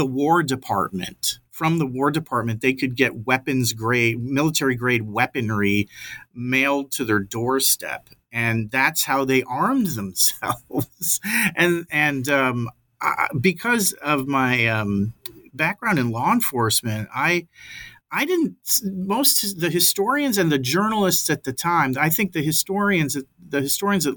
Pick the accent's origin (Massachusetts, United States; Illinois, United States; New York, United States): Massachusetts, United States; Nantucket; a summer police officer in my hometown in Nantucket